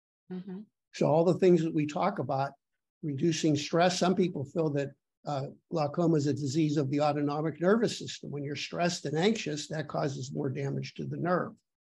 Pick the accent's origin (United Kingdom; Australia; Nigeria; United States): United States; Pittsburgh, Pennsylvania; I grew up in Pittsburgh during the heyday when they had the steel mills there